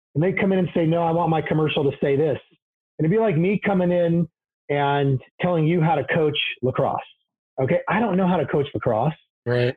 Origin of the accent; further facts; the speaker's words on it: Portland, Oregon, United States; I was born here in the Portland area, 1969.